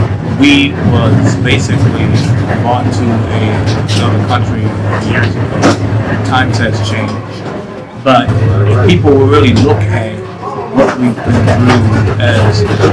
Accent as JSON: {"language": "English", "town": "Boston", "region": "Massachusetts", "country": "United States", "tie": "born or raised there", "said": "Okay, so I grew up in the projects, which is Columbia Point Projects, and I have a family."}